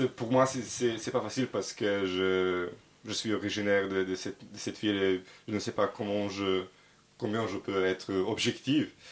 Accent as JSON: {"language": "French", "region": "Belgrade", "country": "Serbia", "second_language": "French", "moved": "as an adult", "lives_now": "Paris, France", "said": "je suis euh, de Belgrade, je suis 30 ans"}